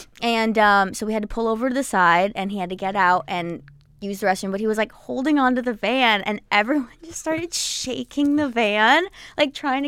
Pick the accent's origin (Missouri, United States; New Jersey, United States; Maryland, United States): New Jersey, United States; which is going to be like my hometown show because I'm from Jersey and I grew up going to PNC Bank Arts Center.